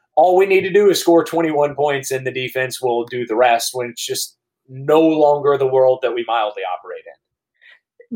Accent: Baton Rouge, Louisiana, United States; also born or lived in Georgia; I grew up in Baton Rouge, where one mile away from where I'm sitting right now

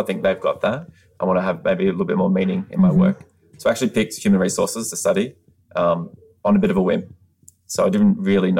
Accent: Australia; moved away as an adult; now in United States; I'm from Australia. I've only been living in the United States for 4 years.

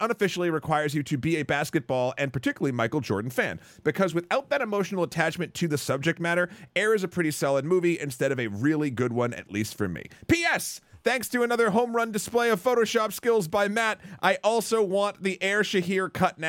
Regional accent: Pakistan; now in United States; growing up in Pakistan, basketball was never really the sport that we kids enjoyed, nor we knew it existed to a certain extent. It was just cricket, and even after immigrating to the U.S.

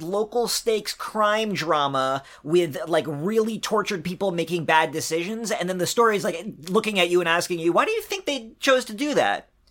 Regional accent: East Coast, United States; I'm from the East Coast

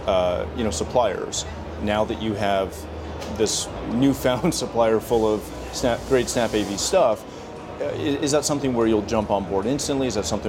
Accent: Canada; I'm not from the UK, but I am from Canada. So I'm used to that.

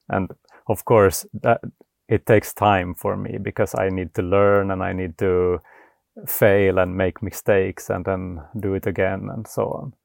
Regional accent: Vaasa, Ostrobothnia, Finland; now in Sweden; I'm from Finland originally. So I, I grew up in Vasa

